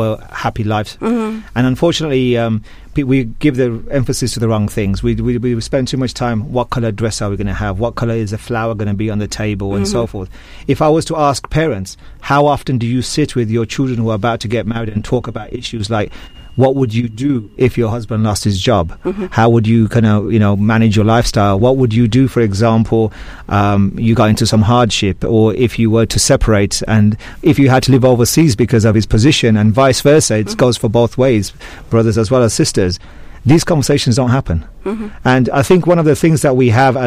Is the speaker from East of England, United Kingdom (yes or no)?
no; Birmingham, West Midlands, United Kingdom; moved away as an adult; also born or lived in London; now in Malaysia; I'm actually a Brummie boy myself. Mm. I was born and bred in Birmingham